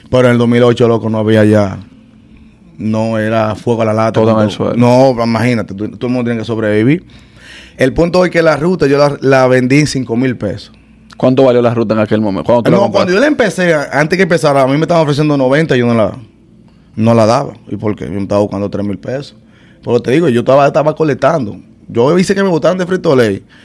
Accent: New York, United States; now in Miami, United States; Pero sí, brother, yo soy de, barrio. Eh, bueno, me crié en Nueva York desde niño. Tengo aquí en Miami creo que 11 años.

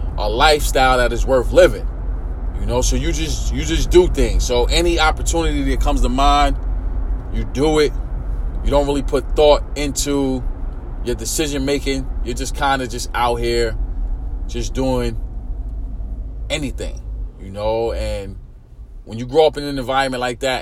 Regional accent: New York City, New York, United States; I grew up in East New York, Brooklyn

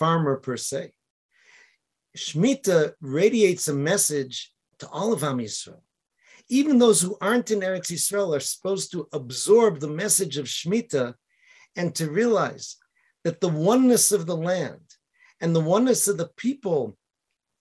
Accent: Boston, Massachusetts, United States; now in Israel; I was from Boston

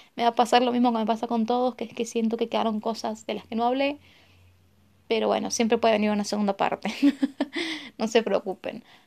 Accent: Argentina; yo soy de Argentina

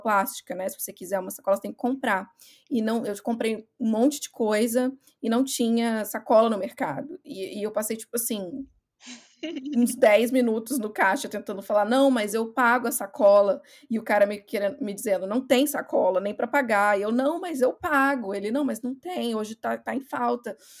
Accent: Brazil; moved away as an adult; also born or lived in Ireland; now in Scotland, United Kingdom; eu saí do Brasil, eu fui para Irlanda

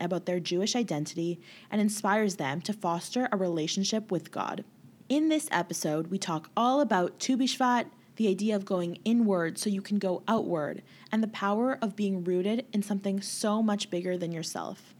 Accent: Winnipeg, Manitoba, Canada; I grew up in Winnipeg and in Winnipeg we are secluded

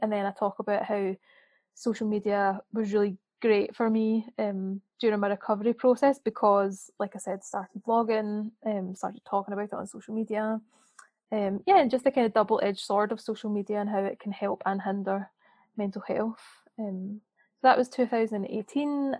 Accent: Scotland, United Kingdom; now in Birmingham, United Kingdom; I live in Birmingham, but I'm from Scotland

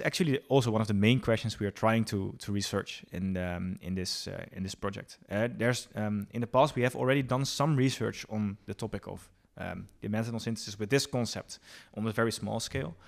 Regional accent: Bergen, North Holland, Netherlands; moved away; also born or lived in Enschede; I'm originally from, uh, Bergen near Alkmaar in, uh, Noord-Holland

